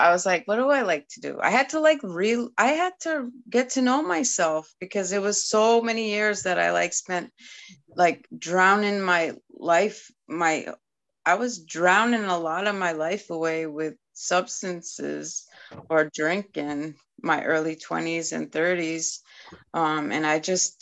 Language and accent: English; Eskasoni, Nova Scotia, Canada; first language Mi'kmaq; English is a second language; now in Maine, United States; I grew up in Nova Scotia on a reservation called Eskasoni